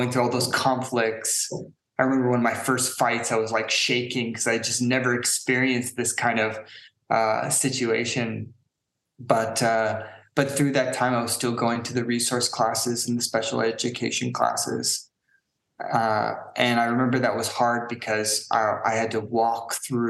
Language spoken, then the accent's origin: English; San Francisco Bay Area, California, United States; now in Prague, Czech Republic; I grew up in San Francisco Bay Area, not directly in the city, but, you know, my family, we lived in a few places around in the Bay Area